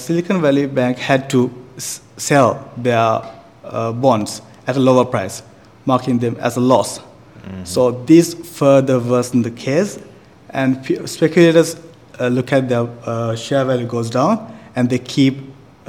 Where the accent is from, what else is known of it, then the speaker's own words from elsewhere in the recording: Sri Lanka; moved away as an adult; now in Taiwan; I'm from Sri Lanka, and I'm a second year master's student of Taipei School of Economics and Political Science